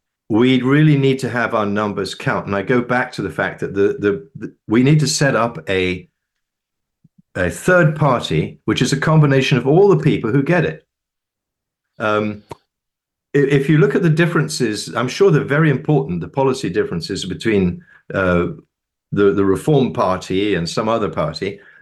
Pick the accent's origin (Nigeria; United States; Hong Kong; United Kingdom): United Kingdom; The other weakness is the fact that we're British.